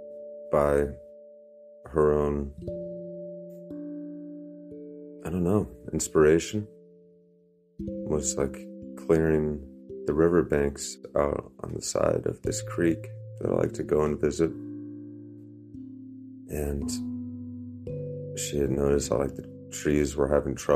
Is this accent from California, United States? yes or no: no; Northern Virginia, United States; I was growing up in Northern Virginia